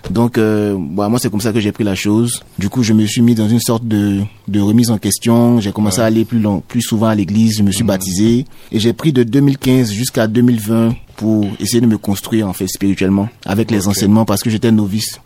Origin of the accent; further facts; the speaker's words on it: Côte d’Ivoire; je suis ivoirien